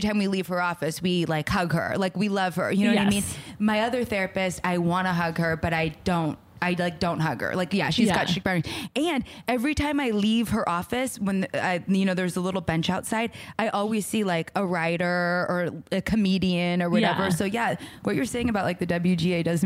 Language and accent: English; Los Angeles, California, United States; I grew up in Los Angeles